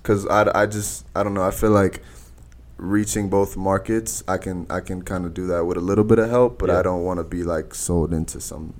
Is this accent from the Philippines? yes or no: no; Cuba; And we're both from Cuba, so it's kind of funny.